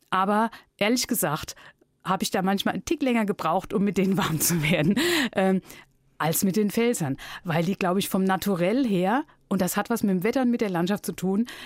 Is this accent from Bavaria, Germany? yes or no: no; Neustadt an der Weinstraße, Rhineland-Palatinate, Germany; accent: Palatinate dialect (Pfälzisch); also born or lived in Hambach; now in Kirrweiler, Germany; weil ich waschechte Pelzerin bin. Geboren in Neustadt an der Weinstraße, der Perle der Pfalz.